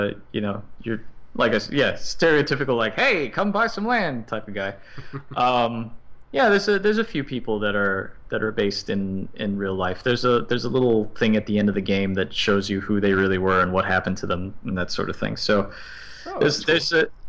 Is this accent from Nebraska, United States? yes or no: no; Miami, Florida, United States; moved away as an adult; now in New York, United States; I was born and I grew up in Miami. I've lived there for 31 years before I moved here to New York.